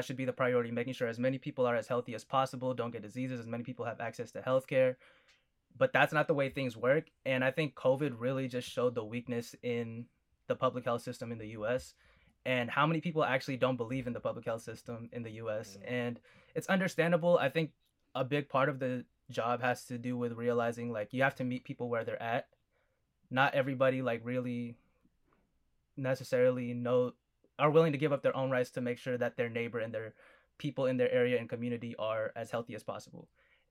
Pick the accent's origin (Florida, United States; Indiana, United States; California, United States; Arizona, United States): California, United States; Fresno; I'm from Fresno, California. Like I said, I'm a full Filipino. Parents came from the Philippines. Over here, I'm the firstborn in the U.S.